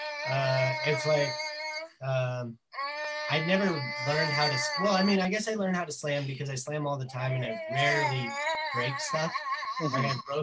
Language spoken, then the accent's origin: English; Phoenix, Arizona, United States; now in Tucson, United States; I grew up in Phoenix